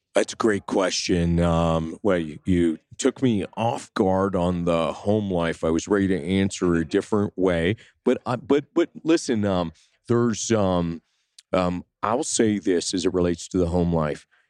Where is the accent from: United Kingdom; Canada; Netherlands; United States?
Canada; Sudbury, Ontario; I grew up in Canada in a small town, two hundred fifty miles north of Toronto. It's called Sudbury